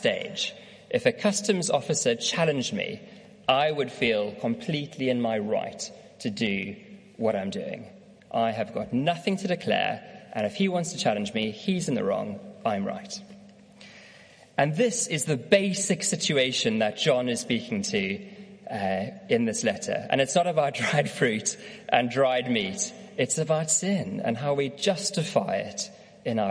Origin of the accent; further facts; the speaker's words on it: South Africa; now in United Kingdom; I'm from South Africa